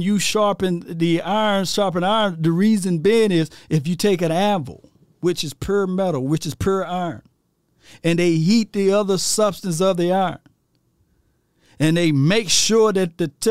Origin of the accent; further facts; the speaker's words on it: Natchez, Mississippi, United States; I'm from Mississippi, Natchez, Mississippi, population of 25,000